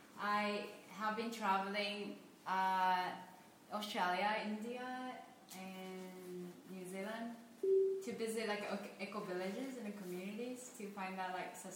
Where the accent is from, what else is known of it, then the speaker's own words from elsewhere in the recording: Tokyo, Japan; moved away as an adult; from Tokyo. I came to Berlin just a few days ago.